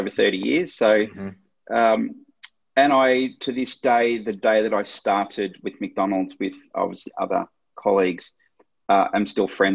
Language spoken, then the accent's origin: English; Melbourne, Victoria, Australia; I grew up in Melbourne